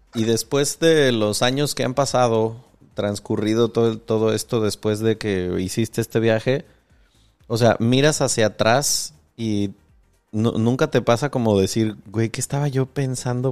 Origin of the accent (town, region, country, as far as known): Mexico